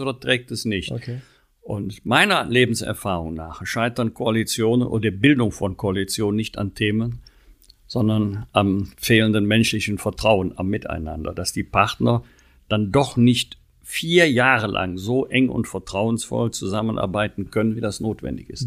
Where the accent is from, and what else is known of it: North Rhine-Westphalia, Germany; born or raised there